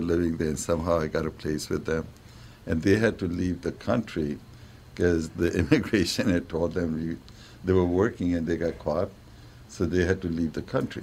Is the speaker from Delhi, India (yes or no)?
yes; New Delhi, Delhi, India; moved away as an adult; now in United States; I'm from New Delhi